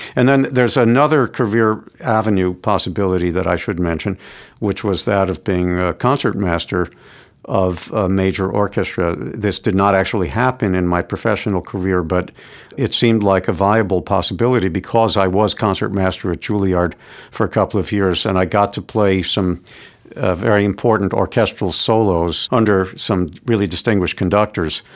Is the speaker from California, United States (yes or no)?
no; New York City, New York, United States; also born or lived in Florida; I grew up in New York City. I've lived here my whole life